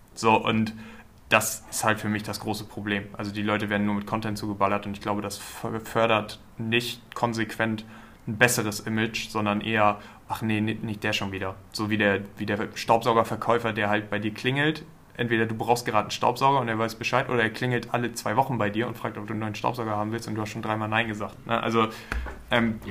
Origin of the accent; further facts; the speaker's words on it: Germany; wir als Deutsche